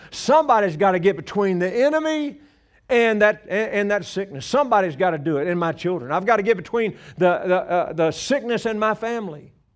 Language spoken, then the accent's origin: English; Louisiana, United States; moved away as an adult; now in Colorado, United States; I'm from Louisiana originally. We've been living in Colorado for 35, well, no, 36 years